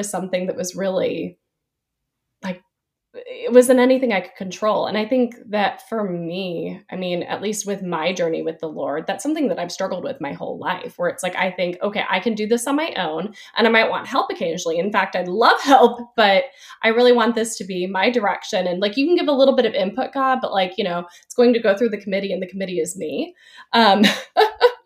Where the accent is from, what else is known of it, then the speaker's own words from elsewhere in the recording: Nashville, Tennessee, United States; moved away as an adult; also born or lived in Chattanooga, Tennessee / Dallas, Texas; now in Winston-Salem, United States; I'm from the Nashville area. I grew up there